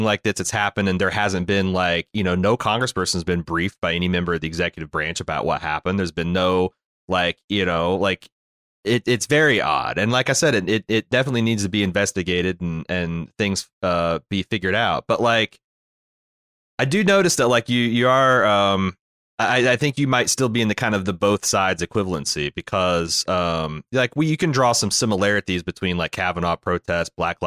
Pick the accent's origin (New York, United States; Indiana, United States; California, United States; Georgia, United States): Indiana, United States; when I was growing up, it was very rare to see a Confederate flag flying in Indiana